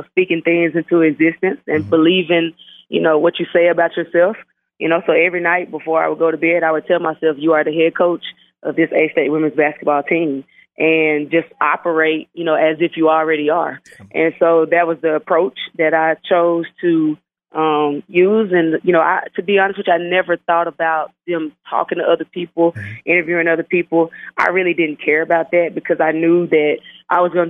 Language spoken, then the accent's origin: English; Southern Arkansas, United States; So I'm a Southern kid. You know, I'm from Southern Arkansas